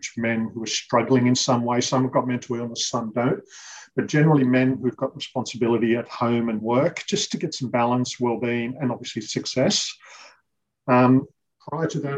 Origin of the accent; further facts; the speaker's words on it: Western Sydney, Forster-Tuncurry, New South Wales, Australia; now in Terrigal, Australia; I was born in Western Sydney, lived there for quite a few years of my childhood and moved up to the New South Wales mid-north coast, a place called Foster Tuncurry